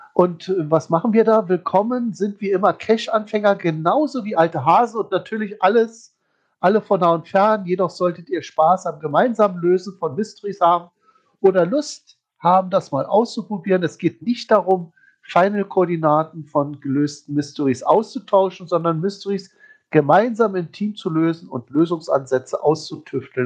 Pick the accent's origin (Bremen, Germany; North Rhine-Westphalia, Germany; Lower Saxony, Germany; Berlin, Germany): Berlin, Germany; als Berliner